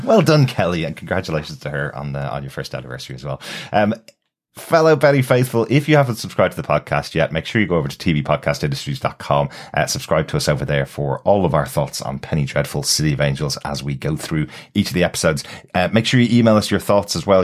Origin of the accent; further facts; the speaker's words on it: Ireland; as an Irish person